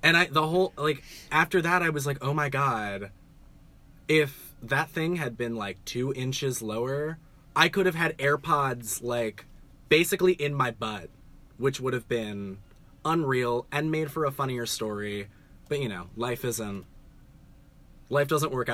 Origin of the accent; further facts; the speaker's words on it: New York City, New York, United States; I'm from New York.